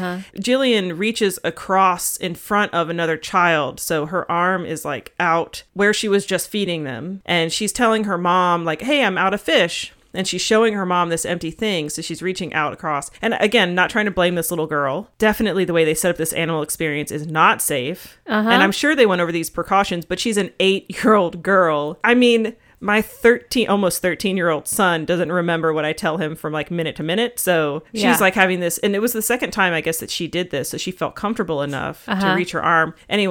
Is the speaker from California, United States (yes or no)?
no; Florida, United States; I was born in Florida.